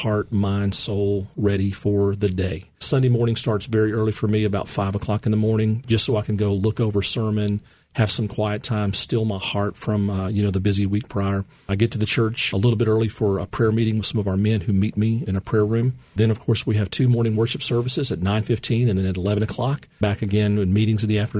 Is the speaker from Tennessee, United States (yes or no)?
yes; Memphis, Tennessee, United States; also born or lived in Orlando, Florida; I was born and raised in Memphis